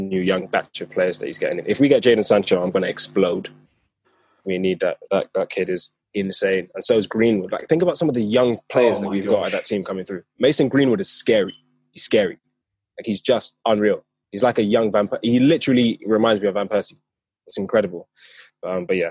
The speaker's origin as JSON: {"language": "English", "region": "London", "country": "United Kingdom", "said": "I live in London. I'm from South London."}